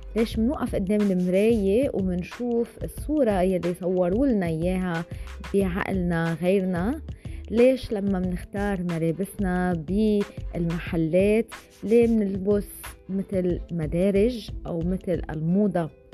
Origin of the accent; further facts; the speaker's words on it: Lebanon; أنا من لبنان